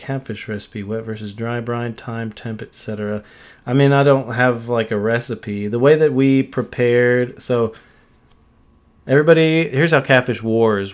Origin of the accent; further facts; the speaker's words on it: Texas, United States; as a Texan